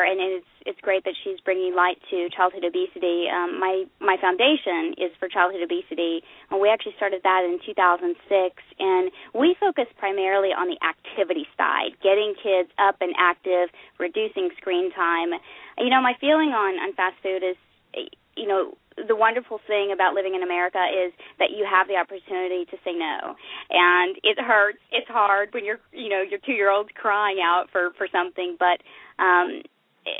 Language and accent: English; Oklahoma, United States; I grew up in Oklahoma.